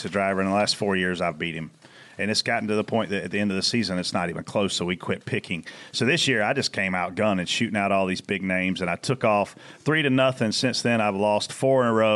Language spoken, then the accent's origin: English; Pageland, South Carolina, United States; I grew up in Pageland, South Carolina.